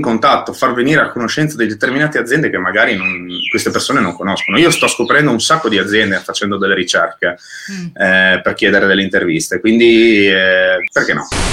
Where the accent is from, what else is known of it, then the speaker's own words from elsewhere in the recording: Friuli-Venezia Giulia, Italy; noi che siamo friulani